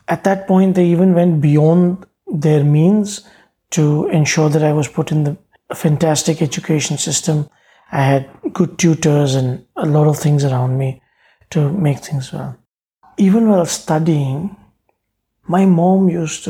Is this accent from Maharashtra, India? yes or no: yes; Mumbai, Maharashtra, India; I grew up in Bombay. And I say Bombay because when I was a child, it was Bombay. It's now Mumbai. Yeah, I grew up in this area called Kulaba.